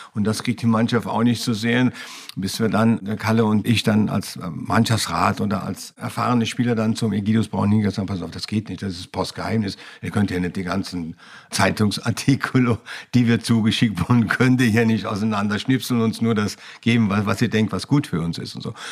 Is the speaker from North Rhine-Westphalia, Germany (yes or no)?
yes; Düren, North Rhine-Westphalia, Germany; Ich bin in Düren geboren, in der Nähe von Köln